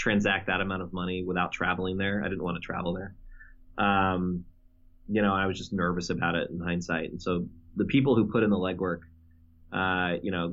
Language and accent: English; Houston, Texas, United States; moved away; from my same state where I grew up in Texas